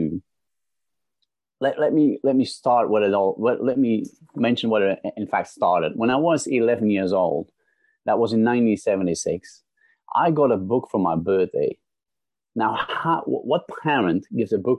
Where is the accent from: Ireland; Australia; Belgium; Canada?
Belgium; also born or lived in London / Holland; now in Netherlands; I'm originally from Belgium